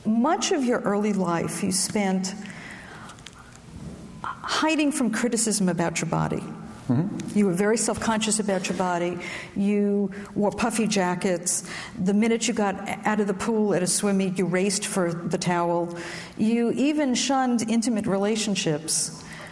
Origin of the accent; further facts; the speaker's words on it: New York City, New York, United States; I grew up in Brooklyn where marinara sauce was mother's milk